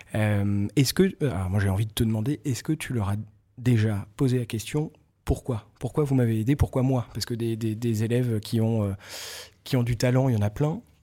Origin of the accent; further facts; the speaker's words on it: Breton, Brittany, France; moi je suis breton